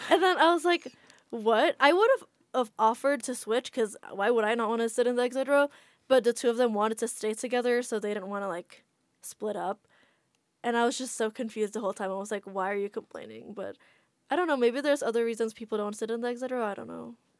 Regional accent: Jakarta, Indonesia; moved away as an adult; now in United States; Yeah, I grew up in Jakarta, and then my family moved there while I was already in the U S

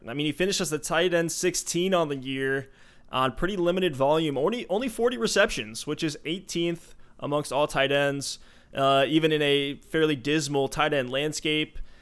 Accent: Louisville, Kentucky, United States; I'm from Louisville, Kentucky

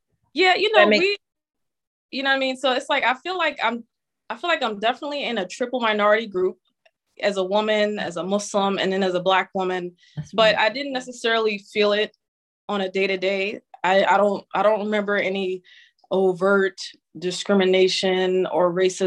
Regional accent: New York City, New York, United States; I grew up in New York City and Queens, actually, Queens, New York City

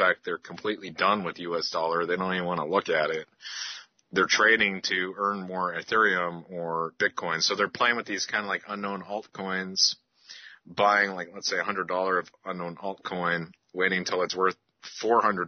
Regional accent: Canada; I'm Canadian

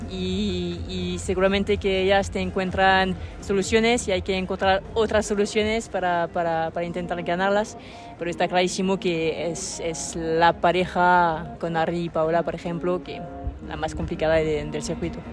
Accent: Lyon, Auvergne-Rhône-Alpes, France; Spanish is a second language; soy de León.

